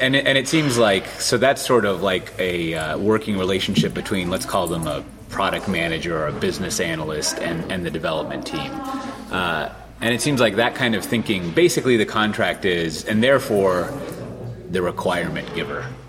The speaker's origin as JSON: {"language": "English", "town": "Austin", "region": "Texas", "country": "United States", "tie": "born or raised there", "said": "my hometown of Austin, Texas"}